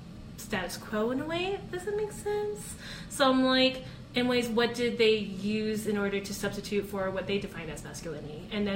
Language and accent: English; Philippines; prescribing to that as a Filipino in order to kind of...